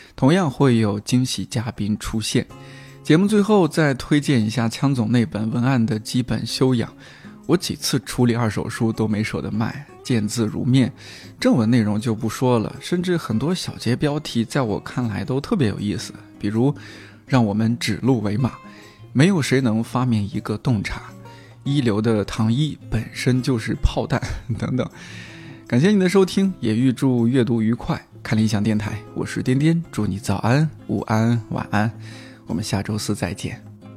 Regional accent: Shanxi, China; 我们山西人啊，嗯。前后鼻音不分

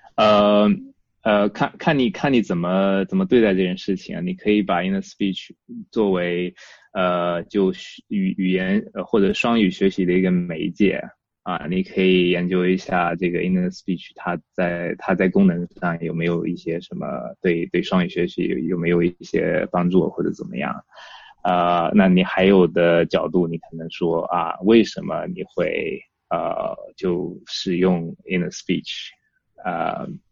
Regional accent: southern China, China; moved away as an adult; now in United Kingdom; 因为我是南方人嘛，然后那个就小时候热，热惯了

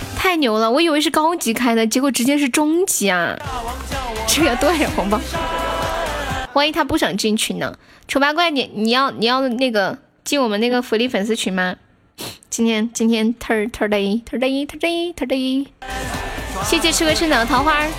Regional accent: Sichuan, China; 我们四川人骂人

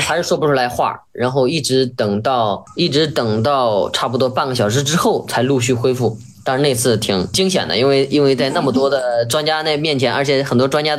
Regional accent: China; 也有非常重要的野果，可以让我们让我们吃，就是能够造福我们中国人。

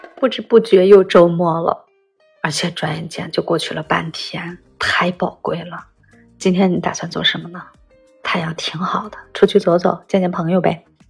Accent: Shanxi, China; 我们山西人

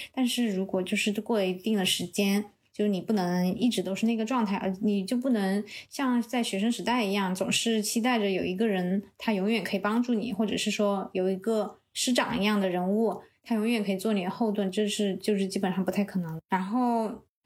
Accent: southern China, China; 我是南方人

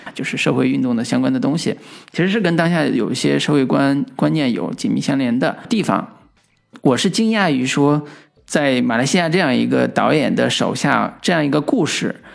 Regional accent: Henan, China; 而是一个发自我们河南幽默

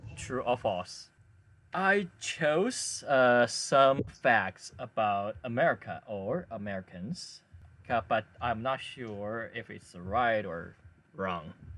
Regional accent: Chengdu, Sichuan, China; now in Hangzhou, China; my hometown is Chengdu.

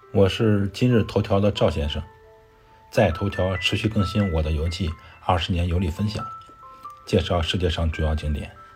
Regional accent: China; 我的祖国中华人民共和国

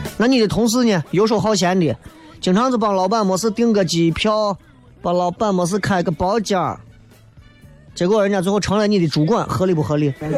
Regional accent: Xi'an, Shaanxi, China; 我们西安人正儿八经地道的西安人

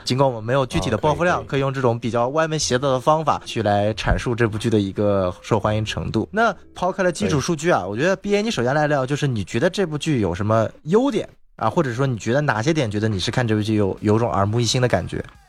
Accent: China; also born or lived in Los Angeles, United States; 我是来自中国的

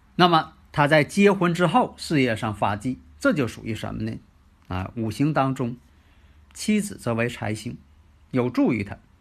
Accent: Northeast China, China; accent: Northeastern-style Mandarin; 因为我这个口音呢，是东北市的这个普通话

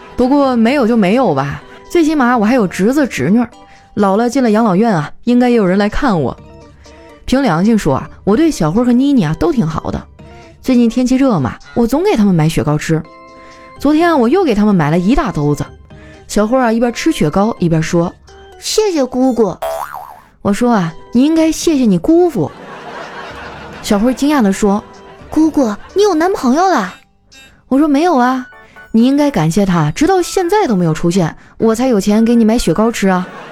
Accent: Northeast China, China; 我们东北人

